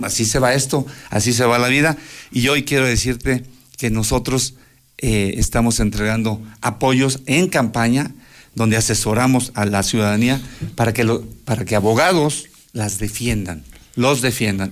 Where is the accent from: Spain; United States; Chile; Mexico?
Mexico; Aguascalientes; nosotros que sí somos de Aguascalientes